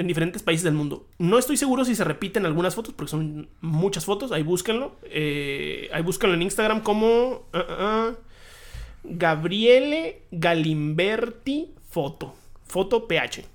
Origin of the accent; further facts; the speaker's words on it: Hermosillo, Sonora, Mexico; now in Tijuana, Mexico; yo nací en Hermosillo, Sonora. Y luego dije, vamos vámonos todavía más al norte, ¿no? Vámonos a Tijuana